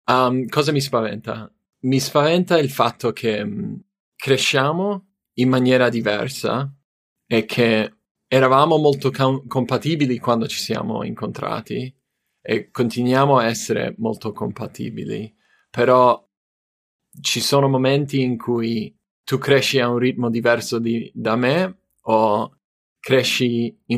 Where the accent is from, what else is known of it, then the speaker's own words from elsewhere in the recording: United States; Italian is a second language; moved away as an adult; now in Italy; io sono americano, sono c- cresciuto in diversi posti nel, uh, quando ero bambino, uh, incluso Italia per un paio di anni. Però ho fatto scuola in America, dopo scuola mi sono trasferito in Italia